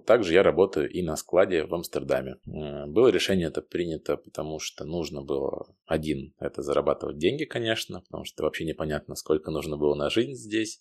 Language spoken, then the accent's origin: Russian; Moscow Oblast, Russia; moved away as an adult; now in Amsterdam, Netherlands; я родом из Подмосковья